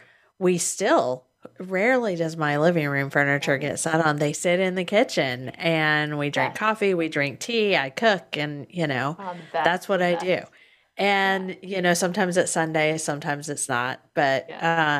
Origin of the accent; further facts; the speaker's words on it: Washington, District of Columbia, United States; now in Florida, United States; And I grew up in the Northeast around Washington, D.C. area. And so prior to moving to Florida